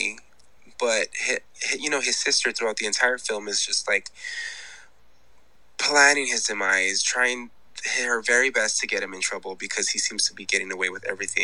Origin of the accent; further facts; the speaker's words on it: Los Angeles, California, United States; I'm from Los Angeles